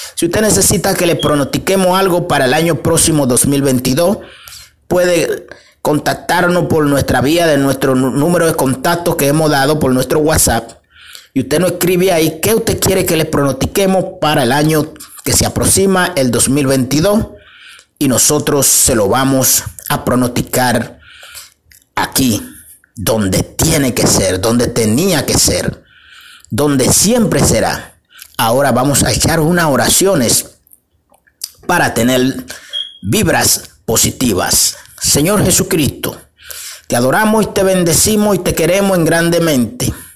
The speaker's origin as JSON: {"language": "Spanish", "country": "Dominican Republic", "said": "nuestro país, República Dominicana"}